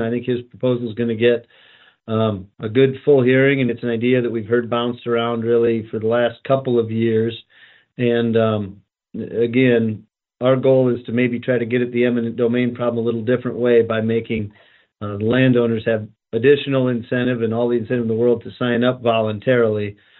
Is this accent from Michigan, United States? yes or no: no; Fort Pierre, South Dakota, United States; I'm from Fort Pierre.